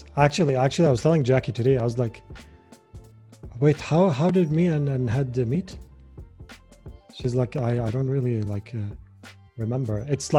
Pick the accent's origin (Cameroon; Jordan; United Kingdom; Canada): Jordan; well, you know, I kind of believe that it's actually a good thing that Jordan is like